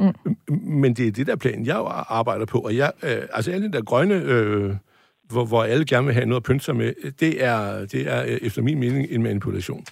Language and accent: Danish; North Jutland, North Denmark Region, Denmark; Jeg er nordjyde